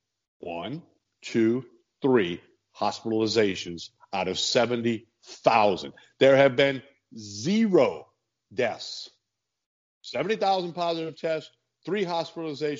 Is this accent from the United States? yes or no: yes; Chalmette, Louisiana, United States; I grew up in Chalmette. Technically, that's not New Orleans